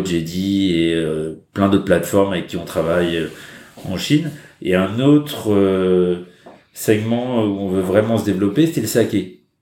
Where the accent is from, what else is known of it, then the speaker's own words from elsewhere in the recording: France; now in China; en tant que Français